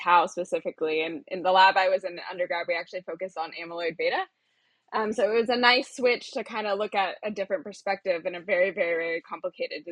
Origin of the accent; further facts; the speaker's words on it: Chapel Hill, North Carolina, United States; moved away as an adult; also born or lived in Austin, Texas; I was raised in Chapel Hill, North Carolina, which is basically on the University of North Carolina campus.